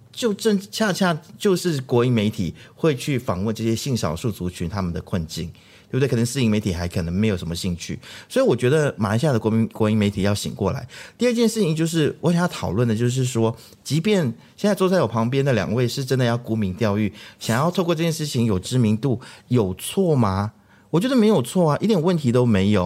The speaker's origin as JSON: {"language": "Chinese", "country": "Taiwan", "tie": "born or raised there", "moved": "yes", "lives_now": "Malaysia", "said": "我在台湾长大"}